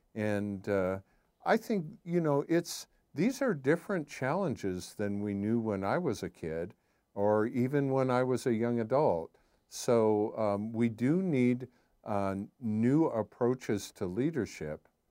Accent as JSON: {"language": "English", "town": "Sioux City", "region": "Iowa", "country": "United States", "tie": "born or raised there", "said": "growing up in Sioux City, Iowa, everybody went to church"}